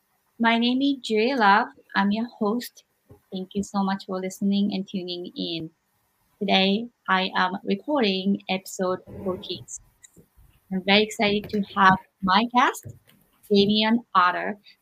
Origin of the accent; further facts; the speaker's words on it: Japan; growing up in Japan